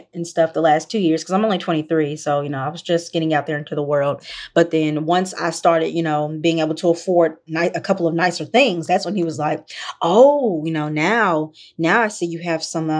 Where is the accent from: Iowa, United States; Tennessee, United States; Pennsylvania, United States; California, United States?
Tennessee, United States; Memphis; I'm from Memphis. I'm from the deep South